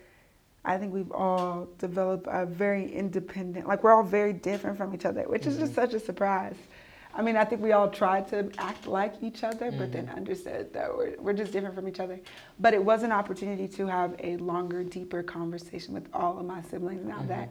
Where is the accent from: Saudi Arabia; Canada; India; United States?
United States; I grew up in the United States